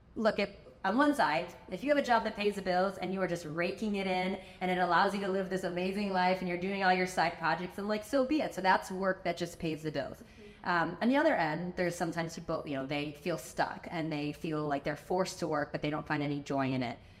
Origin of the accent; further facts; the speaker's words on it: Chicago, Illinois, United States; moved away as an adult; now in Miami, United States; I'm originally from Chicago